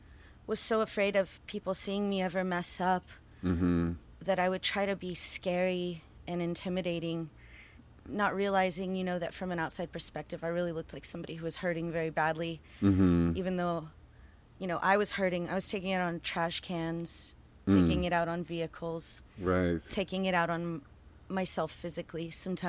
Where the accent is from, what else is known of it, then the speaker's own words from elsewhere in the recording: Houston, Texas, United States; now in Austin, United States; Yeah, and I'm from Houston originally, and I live in Austin.